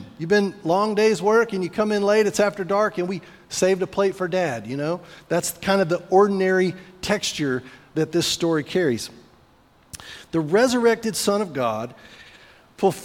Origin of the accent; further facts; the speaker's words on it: Great Plains, United States; now in Sweetwater, United States; I grew up on the Great Plains, and I have even fewer lakes where I'm from than we have here.